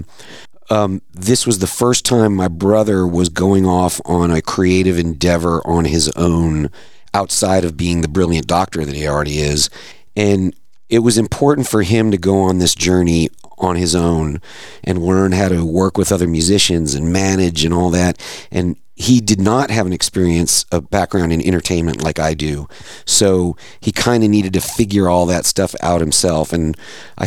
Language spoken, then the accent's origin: English; North Carolina, United States; moved away as an adult; also born or lived in New York / Los Angeles; now in Fort Worth, United States; We're not from here. We grew up in North Carolina.